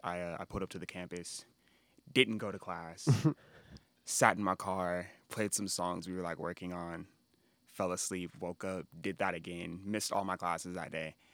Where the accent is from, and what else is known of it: Los Angeles, California, United States; born or raised there